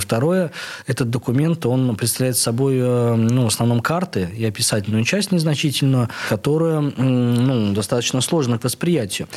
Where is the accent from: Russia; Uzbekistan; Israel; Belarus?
Russia; Saint Petersburg; где я, э, рос, э, а я рос на Староневском